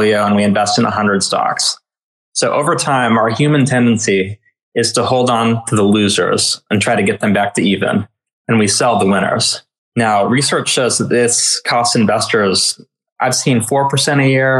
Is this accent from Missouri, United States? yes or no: yes; Kansas City, Missouri, United States; also born or lived in Texas; now in Spain; born in Texas, raised in Kansas City